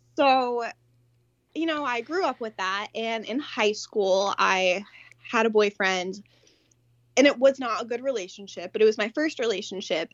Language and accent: English; Connecticut, United States; I am from Connecticut